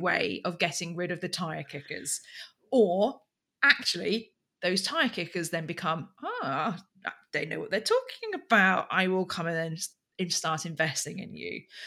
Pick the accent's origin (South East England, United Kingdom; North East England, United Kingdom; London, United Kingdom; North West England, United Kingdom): South East England, United Kingdom; Berkshire; I come from Royal Berkshire